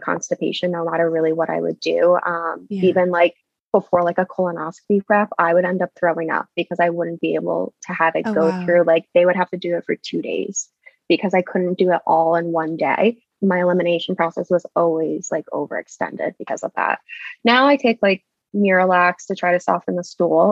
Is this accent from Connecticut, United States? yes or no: yes; Connecticut, United States; moved away as an adult; also born or lived in Boston area; now in New Hampshire, United States; I'm originally from Connecticut.